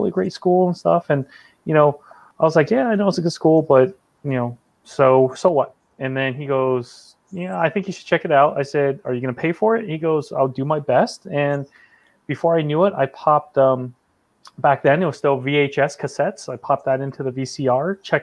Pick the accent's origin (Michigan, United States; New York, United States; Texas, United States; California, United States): California, United States; I'm originally from California